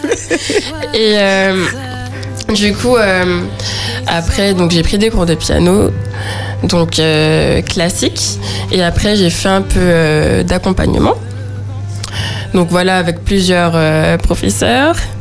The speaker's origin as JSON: {"language": "French", "town": "Le Robert", "country": "Martinique", "also_born_or_lived": "Schœlcher", "said": "je viens du Robert"}